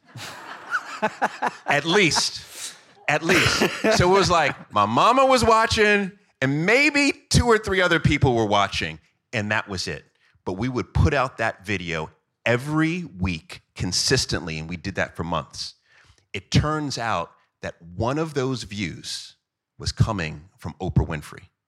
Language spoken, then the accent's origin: English; Jamaica; I am Jamaican